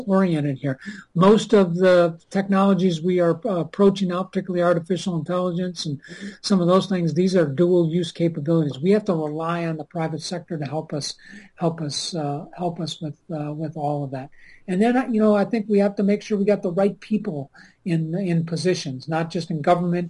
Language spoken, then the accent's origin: English; Minnesota, United States